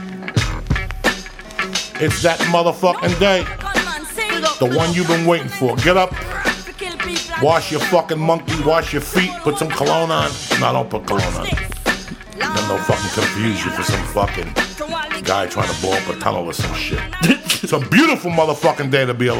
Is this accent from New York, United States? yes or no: yes; New York City, New York, United States; When I was growing up in New York City on 88th Street